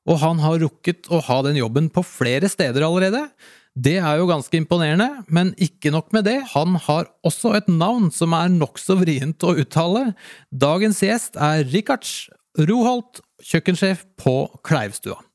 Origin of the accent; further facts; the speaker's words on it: Latvia; first language Latvian; Norwegian is a second language; now in Norway; Jeg kommer jo fra Latvia